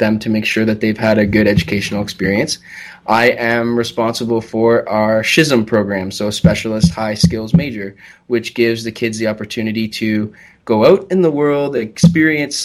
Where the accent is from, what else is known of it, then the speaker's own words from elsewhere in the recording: Chatham, Ontario, Canada; also born or lived in Ottawa, Canada / Owen Sound, Canada; I'm originally from Chatham, Kent. I grew up in a very small town, maybe about 5,000-6,000 people.